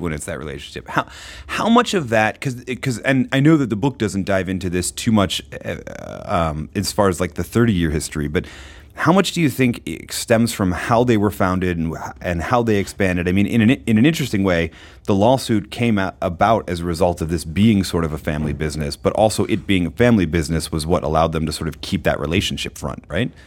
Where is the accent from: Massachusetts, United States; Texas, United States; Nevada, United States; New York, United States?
Massachusetts, United States; Groton; moved away; I grew up in Groton, Massachusetts